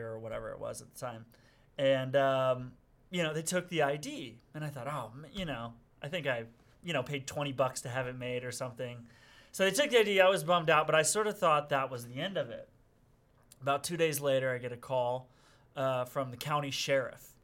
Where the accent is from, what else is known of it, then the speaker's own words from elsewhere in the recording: Springfield, Illinois, United States; I'm from Springfield, Illinois, which is about 3 hours south of Chicago